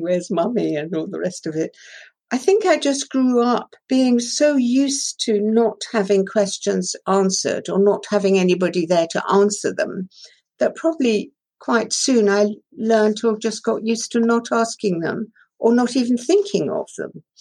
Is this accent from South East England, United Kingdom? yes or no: yes; Shanklin, South East England, United Kingdom; first language Persian; English is a second language; also born or lived in Tehran, Iran; When I was six years old, I was sent from Tehran to Shanklin on the Isle of Wight um, and to boarding school there.